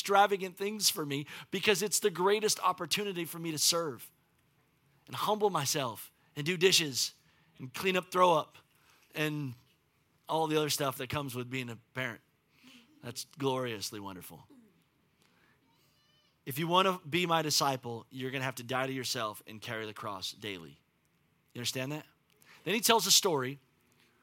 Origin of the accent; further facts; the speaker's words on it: United States; in my life as an American